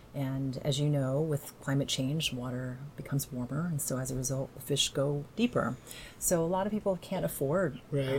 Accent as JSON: {"language": "English", "town": "Evansville", "region": "Indiana", "country": "United States", "tie": "born or raised there", "moved": "as an adult", "lives_now": "Washington, United States", "said": "I grew up in southern Indiana"}